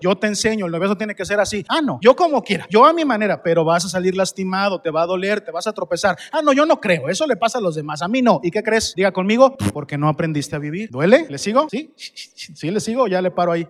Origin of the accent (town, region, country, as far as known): Mexico